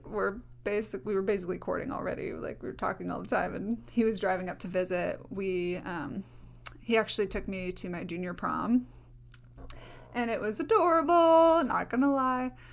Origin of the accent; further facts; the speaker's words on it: Minnesota, United States; I was from Minnesota.